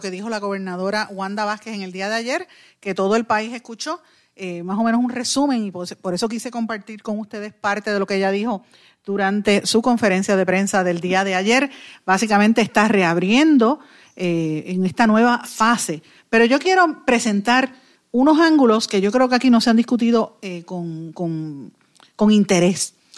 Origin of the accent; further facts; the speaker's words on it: Guaynabo, Puerto Rico; yo soy de Guainabo, vivo en Guainabo, es mi pueblo toda la vida y mi familia es de Guainabo